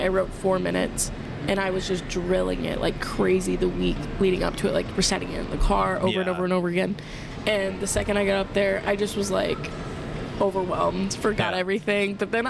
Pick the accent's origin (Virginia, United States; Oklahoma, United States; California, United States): Virginia, United States; Langley; born there; I was born in Virginia, in Langley.